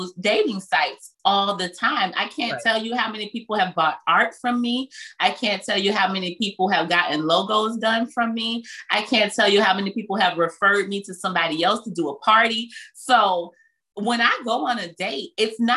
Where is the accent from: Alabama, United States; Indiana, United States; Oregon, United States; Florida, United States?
Florida, United States; Belle Glade; I grew up in Muck City